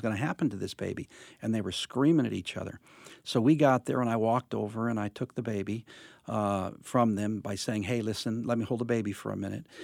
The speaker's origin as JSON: {"language": "English", "town": "Covina", "region": "California", "country": "United States", "tie": "born or raised there", "also_born_or_lived": "Los Angeles", "said": "I grew up in Covina area"}